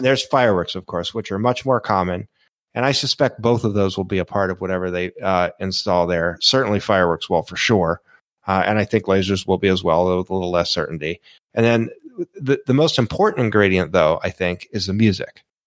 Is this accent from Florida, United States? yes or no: yes; Florida, United States; I grew up in Florida